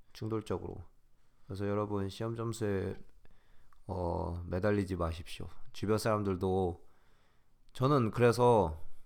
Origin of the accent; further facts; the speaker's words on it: South Korea; 우리는 진짜 똑똑해요, 한국인